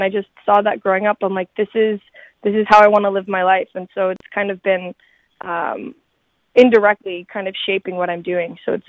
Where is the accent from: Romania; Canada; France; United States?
Canada; North Bay, Ontario; I think it all really started growing up in Northern Ontario, in North Bay.